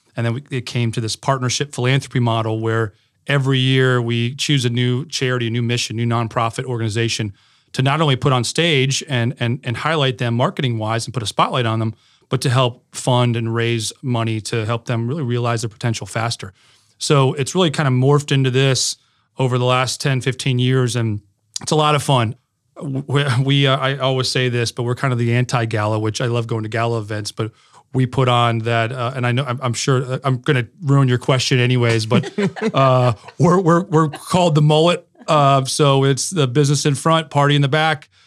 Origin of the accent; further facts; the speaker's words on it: Connecticut, United States; now in Raleigh, United States; I grew up in Connecticut